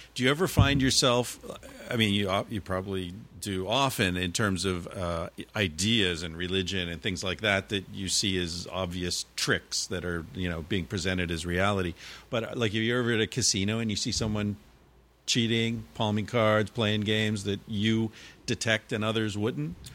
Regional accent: United States; moved away as an adult; also born or lived in New York; now in Barcelona, Spain

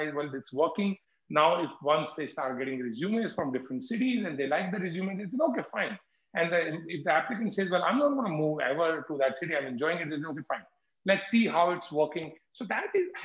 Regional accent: Jaipur, Rajasthan, India; I come from Jaipur

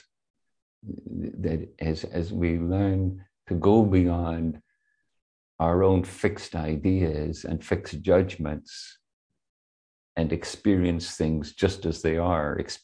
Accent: Belfast, Northern Ireland, United Kingdom; now in San Francisco, United States; I grew up in Belfast. I left in the middle of the Troubles, and then I came back just as the Troubles were ending, formally.

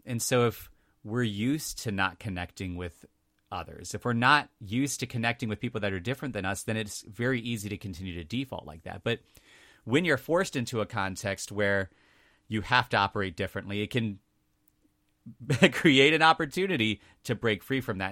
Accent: two counties up from Richmond, Virginia, United States; now in Richmond, United States; it was just two counties up from Richmond. So, I was close to Richmond.

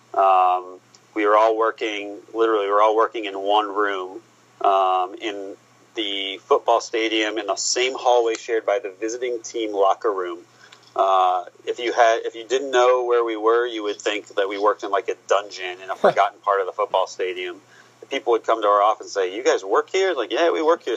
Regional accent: Columbus, Ohio, United States; moved away; also born or lived in Florida; I was born in Columbus, Ohio

